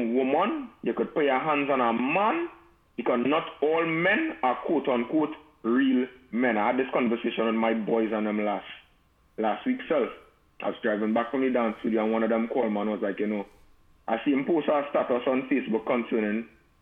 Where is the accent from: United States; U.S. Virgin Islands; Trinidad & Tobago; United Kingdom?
Trinidad & Tobago; moved away; I grew up in Trinidad where it have a saying, you don't meddle in big people business.